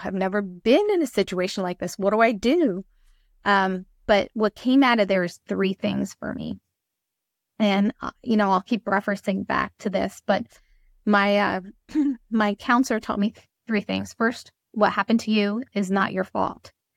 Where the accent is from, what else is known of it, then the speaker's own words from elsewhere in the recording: Trenton, New Jersey, United States; I'm from Trenton, New Jersey